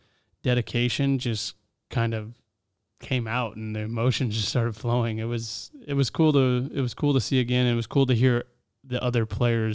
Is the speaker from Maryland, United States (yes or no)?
no; Southern California, United States; Growing up in Southern California